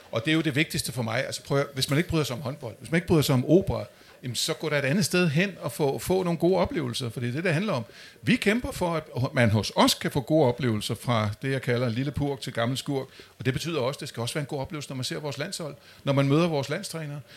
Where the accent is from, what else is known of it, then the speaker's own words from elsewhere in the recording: Amager, Capital Region of Denmark, Denmark; Jeg er vokset op ude på Amager